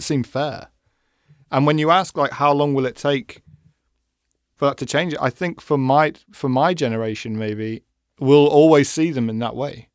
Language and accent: English; England, United Kingdom; I'm English